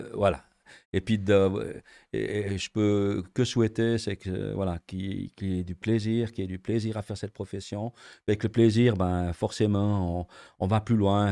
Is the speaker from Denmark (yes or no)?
no; Switzerland; on est Suisse